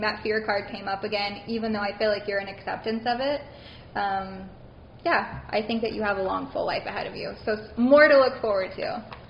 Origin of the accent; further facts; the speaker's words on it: Baton Rouge, Louisiana, United States; Originally, yes, I'm from Baton Rouge, Louisiana.